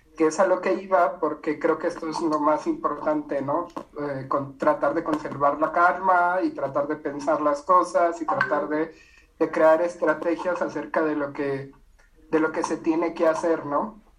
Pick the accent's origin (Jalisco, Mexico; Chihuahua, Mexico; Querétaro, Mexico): Chihuahua, Mexico; Ciudad Juárez; Yo soy de Ciudad Juárez